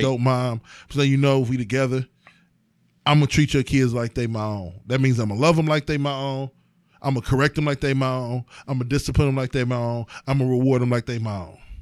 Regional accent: East Cleveland, Ohio, United States; also born or lived in Euclid, Ohio; I'm from fucking East Cleveland

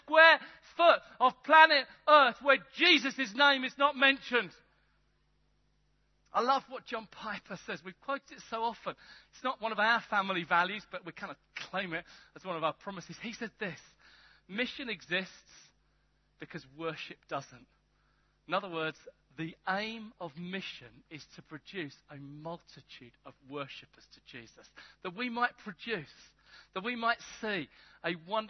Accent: England, United Kingdom; I'm English, but not that English.

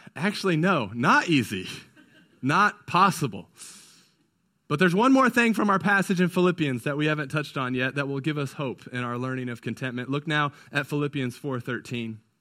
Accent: California, United States; now in Indiana, United States; I grew up in California, so that's not what we did out there. But ever since moving to Indiana

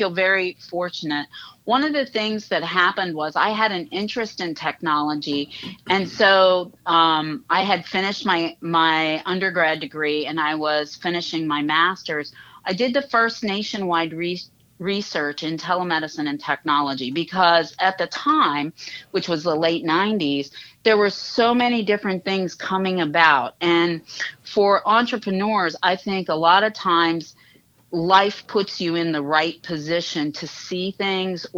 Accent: Uniontown, Pennsylvania, United States; moved away as an adult; also born or lived in Bethesda, Maryland; I grew up in Western Pennsylvania, just outside of Uniontown

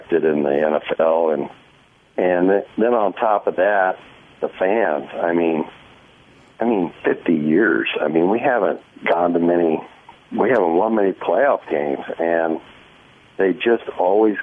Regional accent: Iowa, United States; also born or lived in Washington; now in Kansas City, United States; I grew up in Iowa, and I met my wife in Kansas City, and then I went to Washington

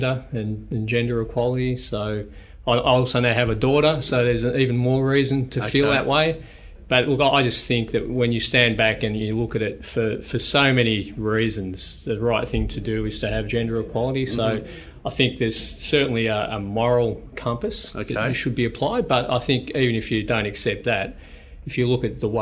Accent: Melbourne, Victoria, Australia; moved away as an adult; also born or lived in United States; now in Queensland, Australia; I was born in West Melbourne, essentially born and bred, other than some years in the US and also now in Queensland

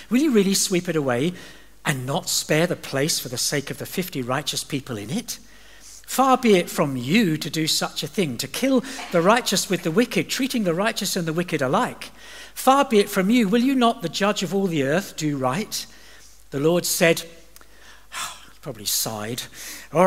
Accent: England, United Kingdom; moved away as an adult; also born or lived in Dubai / Doha; I'm from England

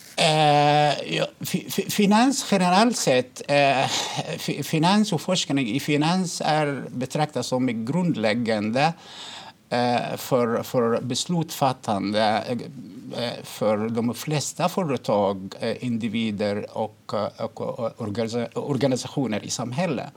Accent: Egypt; now in Sweden; jag kommer från Egypten

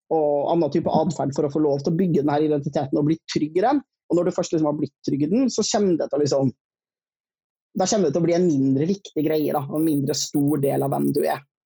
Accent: Trøndelag, Norway; accent: Trøndersk; jeg er trønder

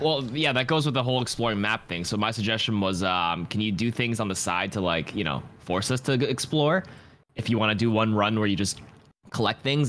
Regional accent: Toronto, Ontario, Canada; I'm from Toronto

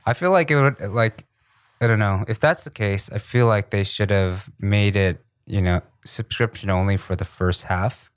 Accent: New York, United States; also born or lived in New Jersey / Riverside, California; I'm from New York because that's where I spent most of my childhood

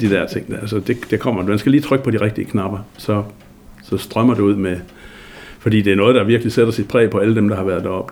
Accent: Denmark; also born or lived in Thule, Greenland; Man kunne jo tydeligt høre, at jeg kom hjemme fra Danmark

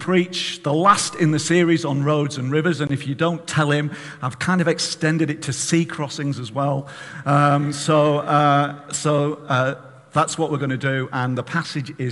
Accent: Barrow-in-Furness, North West England, United Kingdom; now in Hartlepool, United Kingdom; I grew up in Barrow, and I belong to this church

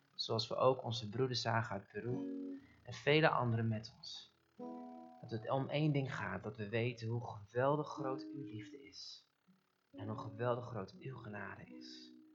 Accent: Netherlands; ons als Nederlanders

